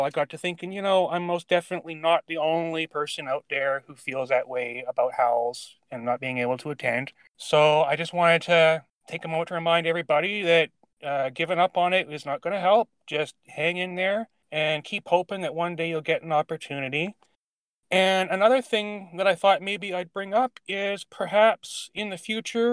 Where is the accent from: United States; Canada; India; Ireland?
Canada; also born or lived in Vancouver Island, British Columbia; I am Canadian. I live in British Columbia, the western part, on Vancouver Island.